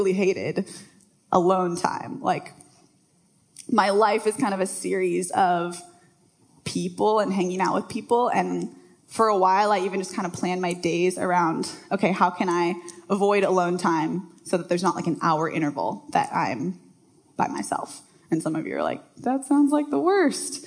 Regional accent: Bellevue, Washington, United States; I grew up in Bellevue, so not far from here. Went to Bellevue High School.

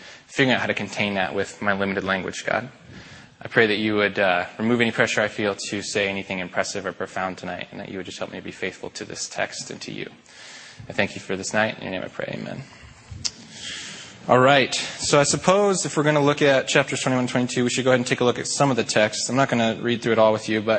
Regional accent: Spokane, Washington, United States; also born or lived in Seattle, Washington; I'm from Spokane, like Mike said, born and raised, went to Mead High School, graduated in 2006

